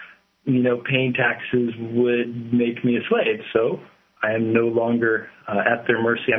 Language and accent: English; United States; born there; Hey, I was born in America, but I think I might be an illegal.